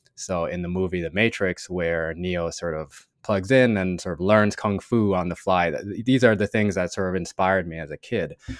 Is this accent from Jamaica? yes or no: yes; Jamaica; moved away as an adult; now in United States; growing up in Jamaica